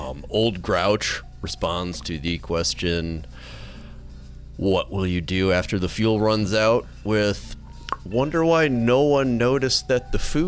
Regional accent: Midwest, United States; I am from the Midwest, after all.

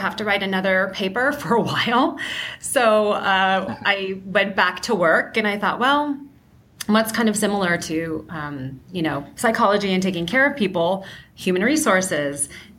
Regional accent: San Francisco Bay Area, California, United States; moved away as an adult; now in Seattle, United States; I am originally from the San Francisco Bay Area, currently living in Seattle

